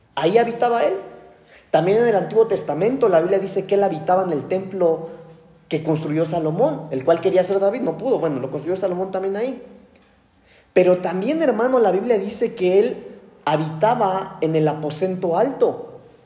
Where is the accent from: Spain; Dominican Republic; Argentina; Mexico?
Mexico; also born or lived in United States; Los mexicanos de por sí somos bravos.